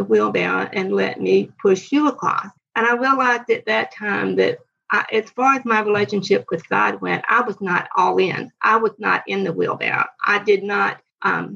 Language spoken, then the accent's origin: English; Savannah, Georgia, United States; also born or lived in Augusta, Georgia; I grew up in Savannah